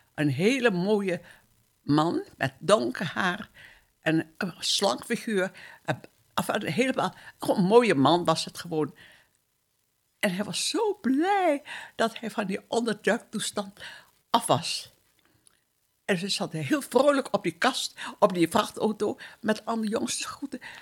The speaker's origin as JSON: {"language": "Dutch", "town": "Surabaya", "region": "East Java", "country": "Indonesia", "tie": "born or raised there", "moved": "as an adult", "lives_now": "Netherlands", "said": "Ik ben geboren in Surabaya. Dat, was een, of dat is een plaats op Java in Indonesië. Toen wij uit Indië weggingen, was ik 19 jaar"}